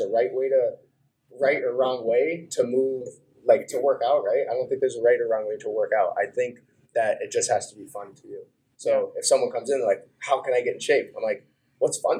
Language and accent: English; New Hampshire, United States; also born or lived in Idaho; So I ended up growing up in New Hampshire from age of five